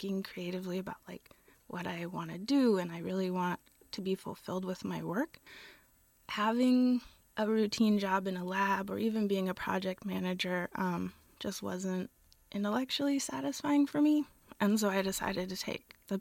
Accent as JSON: {"language": "English", "town": "Gilroy", "region": "California", "country": "United States", "lives_now": "Berkeley, United States", "said": "I'm from Gilroy, California"}